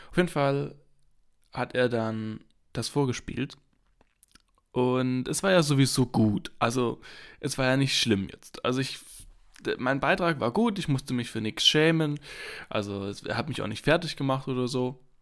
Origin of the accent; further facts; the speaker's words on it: Heidenheim, Baden-Württemberg, Germany; Ich komme ja aus Heidenheim. Das ist eine kleine Stadt im äh, Südwesten Deutschlands, auf der Schwäbischen Ostalb. Und da komme ich ja her.